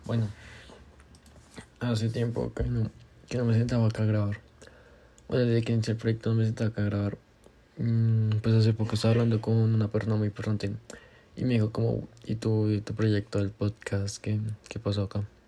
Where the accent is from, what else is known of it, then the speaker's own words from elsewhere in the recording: Colombia; yo soy colombiano